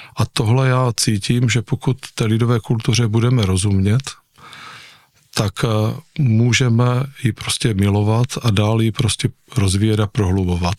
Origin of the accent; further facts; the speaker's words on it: Nivnice, Zlín Region, Czechia; jsem tam prožil celé dětství u nich